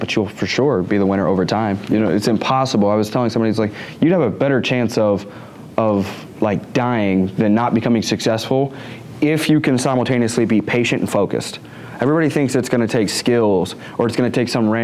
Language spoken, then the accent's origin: English; the South, United States; I'm from the South